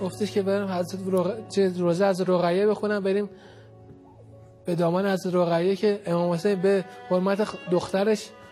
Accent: Tehran, Tehran Province, Iran; من بچه بلوک 20 لویزانسم ما هیئت میرفتیم اونجا یعنی بچگی تو اون هیئت محبان خانم فاطمه زهره اونجا دیگه تو اون هیئت بزرگ شدیم

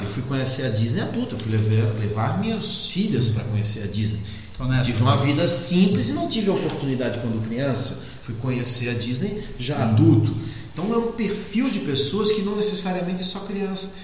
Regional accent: Florianópolis, Santa Catarina, Brazil; sou manezinho, sou de Florianópolis

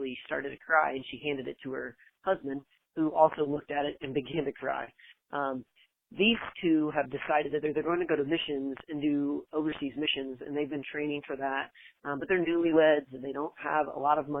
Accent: San Marcos, Texas, United States; I'm from San Marcos, Texas

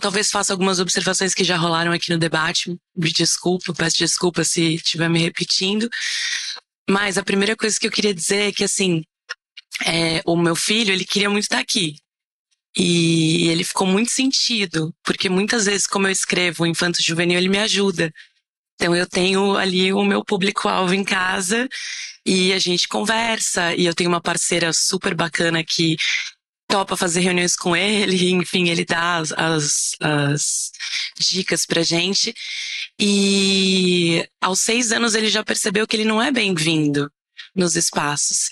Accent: São Paulo, Brazil; eu sou de São Paulo

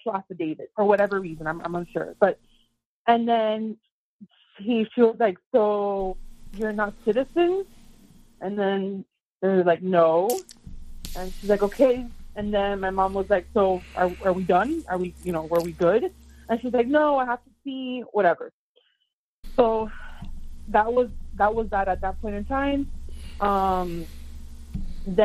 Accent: Florida, United States; moved away as an adult; now in Michigan, United States; I'm from Florida, but I'm in Michigan right now

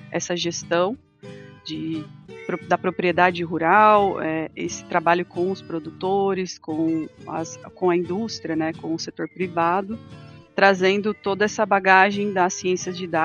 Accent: Sorocaba, São Paulo, Brazil; na verdade eu sou natural do interior de São Paulo, de Sorocaba

